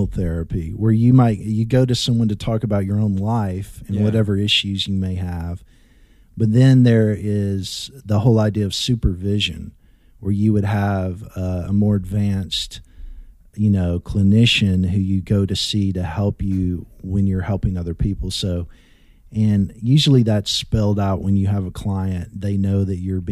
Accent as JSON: {"language": "English", "region": "Arkansas", "country": "United States", "tie": "born or raised there", "said": "I grew up in Arkansas, in a small town in Arkansas"}